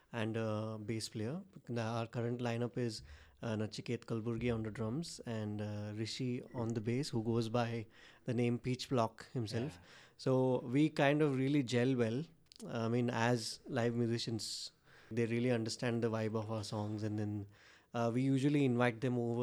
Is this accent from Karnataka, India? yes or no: yes; Dharwad, Karnataka, India; it started off as a studio in my hometown in Dharwad